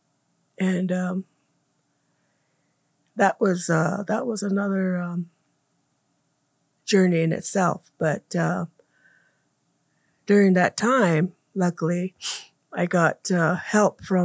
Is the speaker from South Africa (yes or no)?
no; Komatke Village, Gila River Indian Reservation, Arizona, United States; I was born and raised here in Comat Village on the west end of the Hill River Reservation